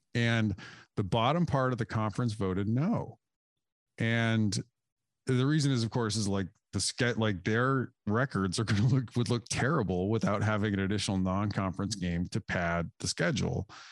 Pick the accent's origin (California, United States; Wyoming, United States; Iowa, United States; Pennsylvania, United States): Wyoming, United States; I grew up in Wyoming